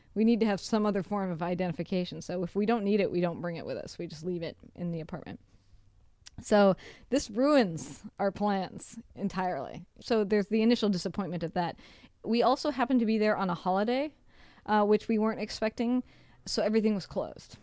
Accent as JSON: {"language": "English", "country": "United States", "moved": "yes", "said": "I'm from the United States"}